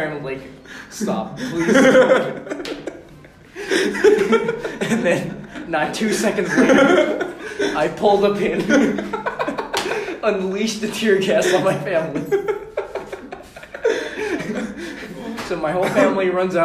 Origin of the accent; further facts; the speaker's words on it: Philippines; moved away; we had this house in Manila. I was born in the Philippines